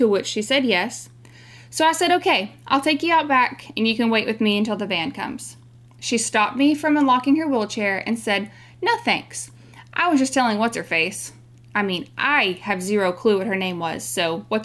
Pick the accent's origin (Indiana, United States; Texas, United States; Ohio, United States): Texas, United States; We're from Texas